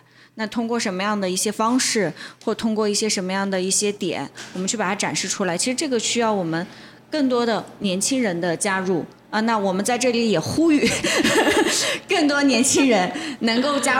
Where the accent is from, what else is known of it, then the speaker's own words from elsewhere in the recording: North China, China; 就是我作为一个北方人到南方来的时候，我会认为南方的城市都是一样的，所以我从我从北方，我是从北京到的杭州